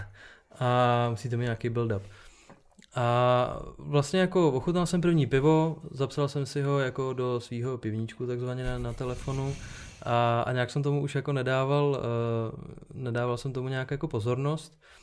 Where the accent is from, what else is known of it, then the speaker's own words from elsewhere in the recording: Czechia; u nás v Čechách